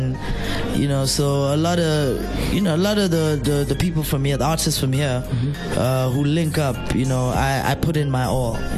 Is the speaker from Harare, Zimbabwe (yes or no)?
yes; Harare, Zimbabwe; now in South Africa; I'll be repping Zimbabwe, born and raised in the streets of Harare.